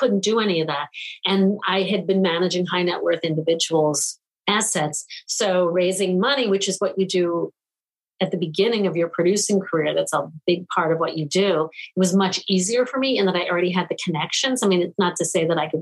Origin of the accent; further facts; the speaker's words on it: New York, United States; I grew up in New York